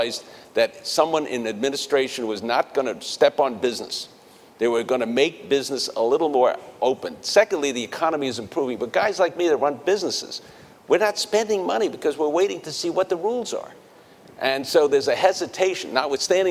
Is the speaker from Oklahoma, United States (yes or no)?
no; New York City, New York, United States; moved away; also born or lived in Connecticut; I grew up in the Bronx